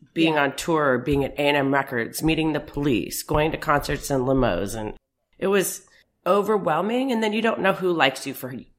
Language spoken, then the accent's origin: English; Beverly Hills, California, United States; So it was crazy. I mean, we had cooks, we had nannies. I had a nanny. My brother was 6 years older than me.